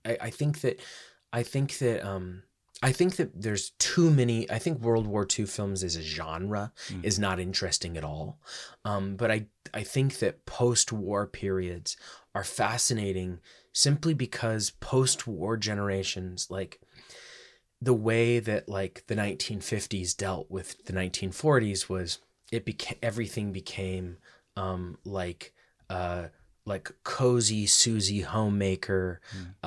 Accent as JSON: {"language": "English", "country": "United States", "said": "then I decided to go back home to America"}